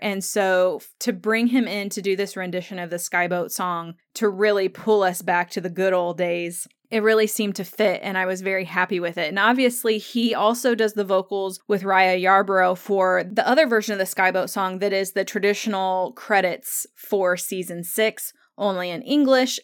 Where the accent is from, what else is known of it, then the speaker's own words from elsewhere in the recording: United States; growing up in the United States